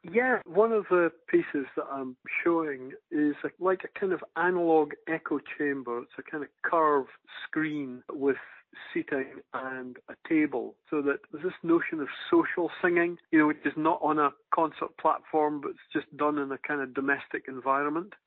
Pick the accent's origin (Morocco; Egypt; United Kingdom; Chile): United Kingdom; Aberdeen, Scotland; When I was growing up in Aberdeen